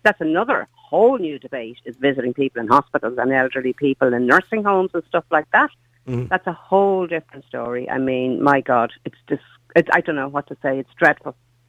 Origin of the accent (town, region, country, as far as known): Bray, Leinster, Ireland; born or raised there